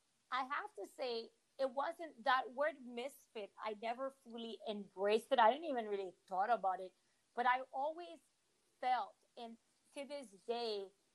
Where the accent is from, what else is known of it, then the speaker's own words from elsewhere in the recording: Haiti; also born or lived in Washington, D.C., United States; now in Miami, United States; I grew up in Haiti in a home where politics was discussed